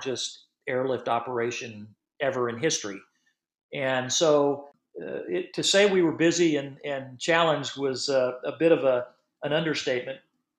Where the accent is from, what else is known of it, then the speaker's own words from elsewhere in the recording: Florida, United States; moved away; I grew up in Florida